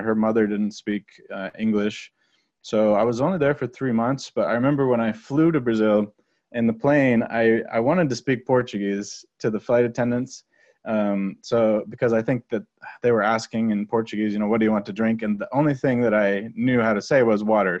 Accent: Nova Scotia, Canada; moved away as an adult; also born or lived in Ukraine / Russia; I'm from Canada. I grew up in Nova Scotia, Canada, on the East Coast.

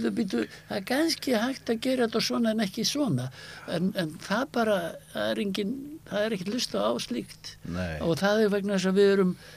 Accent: Iceland; also born or lived in United States

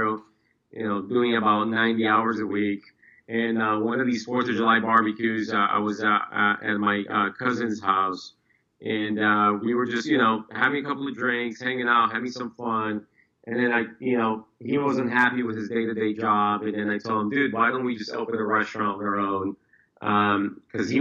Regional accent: Brazil; now in United States; I was actually born and raised in Brazil, moved to the States right around 2001

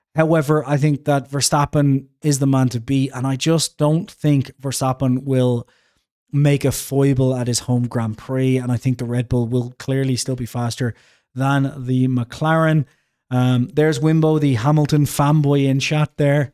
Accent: Ireland; I'm Irish

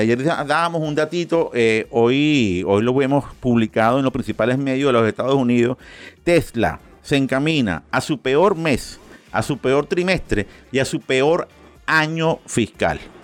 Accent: Venezuela; Y como yo soy muy venezolano, pero también soy muy colombiano

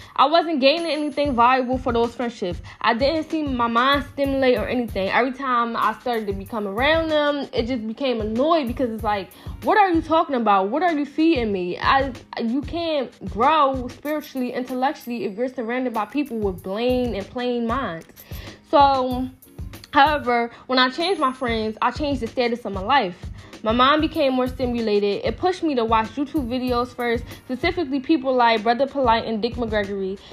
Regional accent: Philadelphia, Pennsylvania, United States; I'm from North Philadelphia

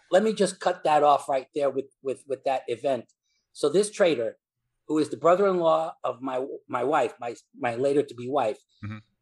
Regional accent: New York City, New York, United States; from New York, New York City. And in New York City, uh, the the son of uh, immigrant parents

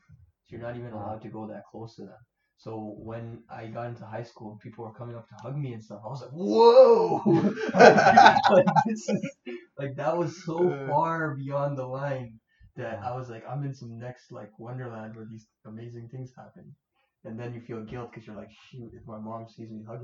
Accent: Toronto, Ontario, Canada; we grew up in Scarborough

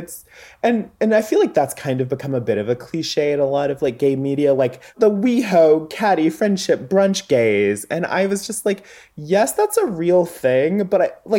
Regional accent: the South, United States; I'm from the South.

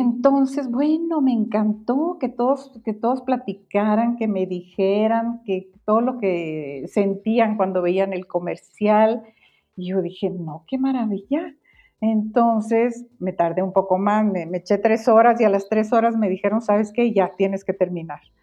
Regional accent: Guatemala; moved away as an adult; now in Mexico; Yo soy, yo nací en Guatemala, ahorita soy mexicana, más mexicana que el mole

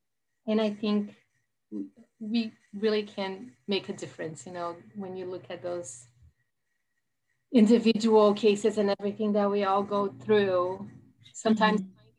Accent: Brazil; English is a second language; moved away; I am originally from Brazil.

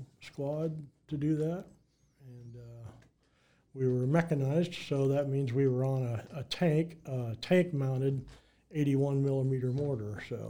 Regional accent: Marshalltown, Iowa, United States; Yeah, so I grew up in Marshalltown, obviously, and I still live there now, but I grew up there.

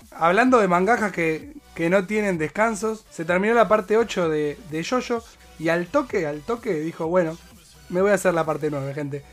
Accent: Argentina; nosotros somos argentinos hinchas de boque

